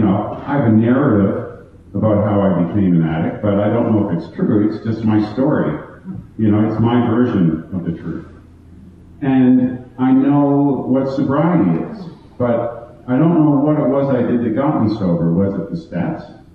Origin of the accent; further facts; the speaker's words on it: Toronto, Ontario, Canada; I am from Toronto